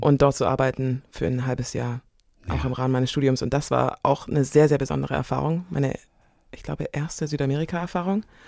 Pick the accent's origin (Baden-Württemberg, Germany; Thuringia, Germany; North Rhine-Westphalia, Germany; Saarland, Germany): Baden-Württemberg, Germany; Biberach an der Riss; also born or lived in Karlsruhe; Ich bin Deutsche, ich bin hier groß geworden, ich bin hier mhm. geboren.